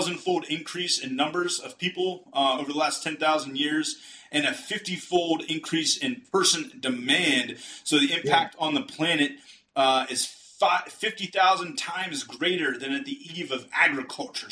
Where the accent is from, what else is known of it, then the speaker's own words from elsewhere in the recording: Rust Belt, United States; I'm from the Rust Belt.